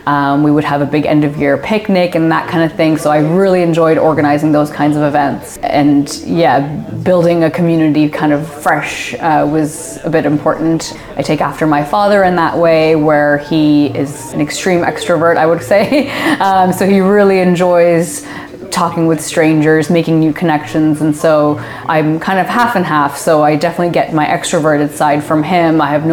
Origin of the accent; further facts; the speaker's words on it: Pakistan; also born or lived in Kuwait; So I was born in Kuwait. That's where myself and both of my older sisters were born. My parents moved there once they were married. And when I was about a year old, it was actually the Gulf War. And so we had to flee back to Pakistan, which is where my family is originally from.